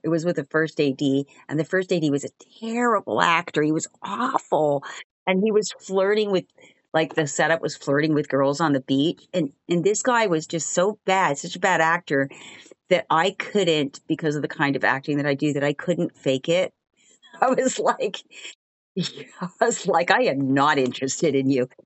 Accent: Montreal, Quebec, Canada; moved away as an adult; also born or lived in Albuquerque, New Mexico / Toronto / New York; now in Los Angeles, United States; I am from Montreal, Canada. That's, that's where I grew up, although I'm officially American 'cause I was born in Albuquerque, New Mexico.

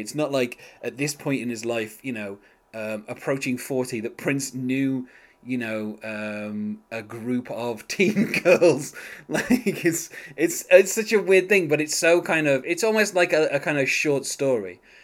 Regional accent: England, United Kingdom; being English

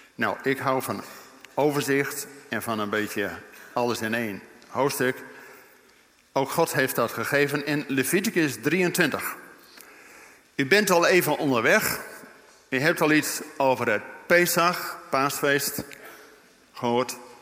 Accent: Netherlands; wij als Nederlanders

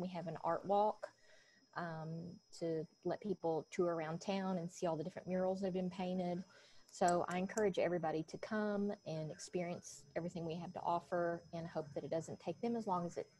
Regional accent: Ashland, United States; I was born and raised in Ashland

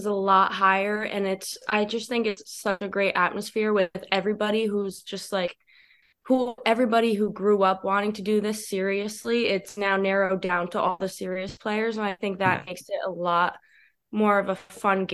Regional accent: Norwalk, Connecticut, United States; I'm from Norwalk, Connecticut

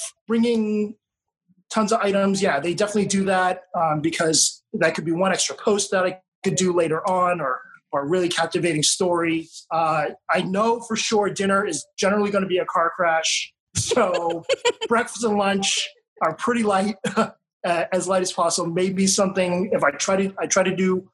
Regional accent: United States; also born or lived in Japan / New York City; now in Las Vegas, United States; as an American

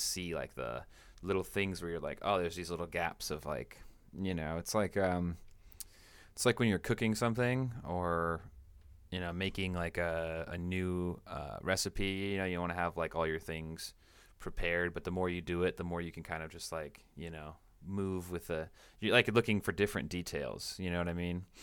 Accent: Washington, United States; now in Central Coast, California, United States; I'm from, I'm from Washington State

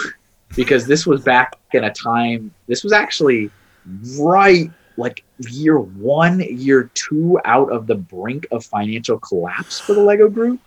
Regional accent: Texas, United States; moved away as an adult; also born or lived in Colorado; I'm originally from Texas. That's yep. where I, I was born

